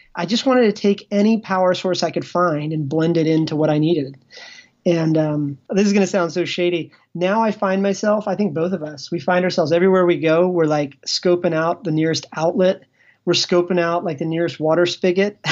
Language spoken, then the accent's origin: English; Ashburn, Virginia, United States; moved away; all of us, we came from small towns. Like, Like, I came from Ashburn